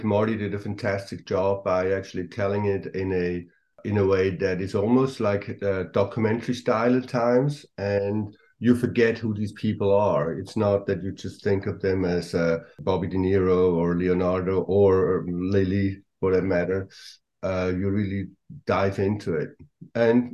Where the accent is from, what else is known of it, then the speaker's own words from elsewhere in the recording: Switzerland; moved away as an adult; now in Los Angeles, United States; I'm from Switzerland and I live in LA, though. I've been living in Los Angeles for the last 30 years